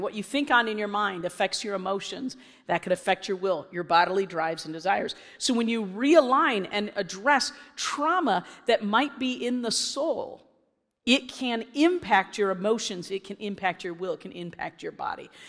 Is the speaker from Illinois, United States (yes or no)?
yes; Illinois, United States; I was from Illinois.